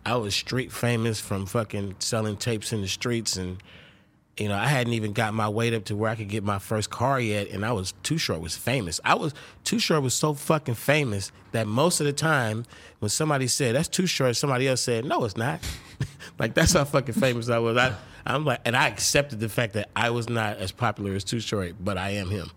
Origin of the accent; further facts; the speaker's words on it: Oakland, California, United States; I'm from Oakland, California.